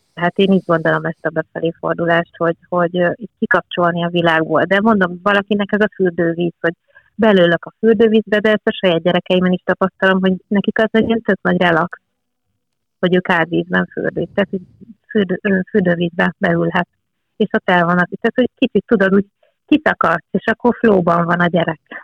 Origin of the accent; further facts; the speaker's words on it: Eger, Heves, Hungary; itt nőttem fel